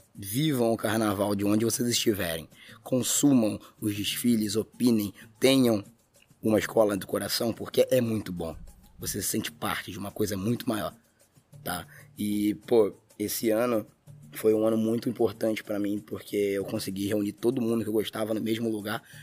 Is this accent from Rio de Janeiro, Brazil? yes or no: yes; Duque de Caxias, Rio de Janeiro, Brazil; Duque de Caxias, a cidade onde eu moro, nasci e vivo